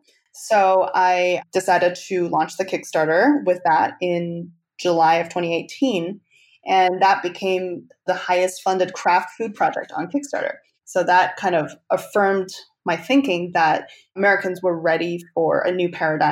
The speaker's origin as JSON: {"language": "English", "country": "Canada", "lives_now": "United States", "said": "because I'm actually Canadian. So I've never lived in the US until very recently."}